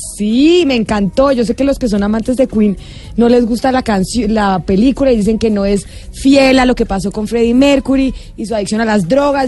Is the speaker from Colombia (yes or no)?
yes; Bogotá, Colombia; yo vivía en Bogotá, yo soy de Bogotá